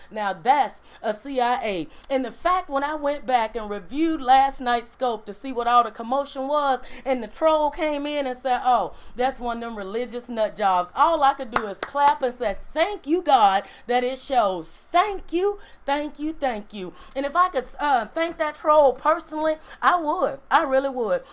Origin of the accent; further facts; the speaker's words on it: Mississippi, United States; I'm from Mississippi